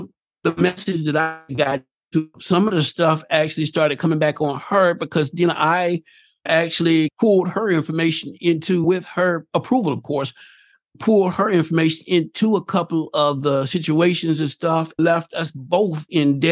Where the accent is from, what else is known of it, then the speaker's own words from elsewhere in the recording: the South, United States; I'm from the South, again, because of the way that I was raised